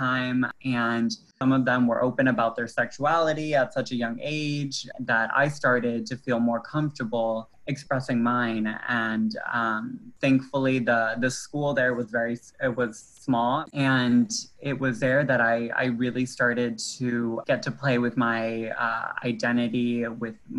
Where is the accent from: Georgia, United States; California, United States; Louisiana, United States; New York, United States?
Louisiana, United States; Metairie; also born or lived in New Orleans; They moved to Metairie maybe when I was like in the second grade, and then I spent like most of growing up in Metairie